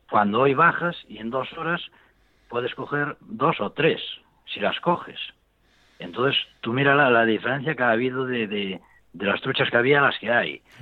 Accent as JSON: {"language": "Spanish", "town": "Ourense", "region": "Galicia", "country": "Spain", "said": "Sí, que yo soy de aquí, de Orense, de Galicia."}